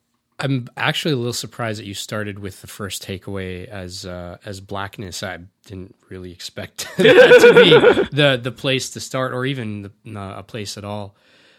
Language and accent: English; Canada; even though I was born and raised in Canada, when I go back to India, I'm Canadian.